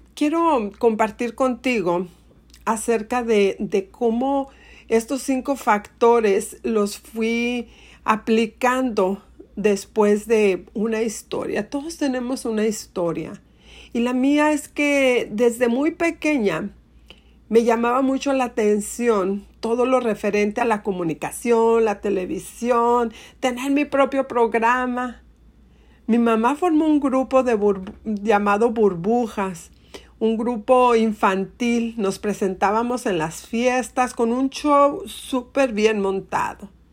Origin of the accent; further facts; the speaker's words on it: Monterrey, Nuevo León, Mexico; en Monterrey, mi ciudad natal